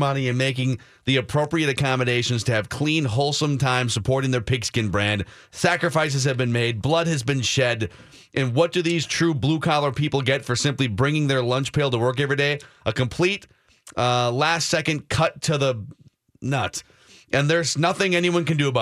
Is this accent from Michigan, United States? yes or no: no; Minnesota, United States; as Minnesotans